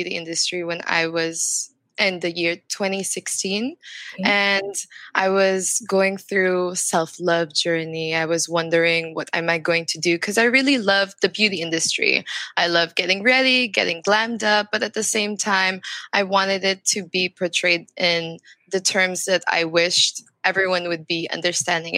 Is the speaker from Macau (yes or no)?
yes; Macau; also born or lived in France; now in Philippines; I grew up in Macau, and in Macau, I went to a Chinese school, but at the same time, I also went to a Portuguese school